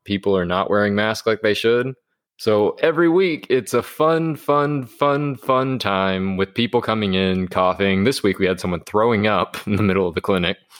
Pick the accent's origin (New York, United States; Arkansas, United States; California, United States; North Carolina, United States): Arkansas, United States; both of us growing up in Arkansas